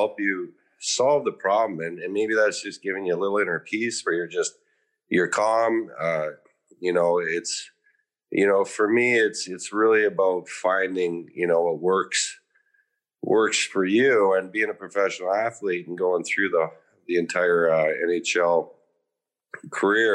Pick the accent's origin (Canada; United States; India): Canada; Meadow Lake, Saskatchewan; I grew up in Saskatchewan in Canada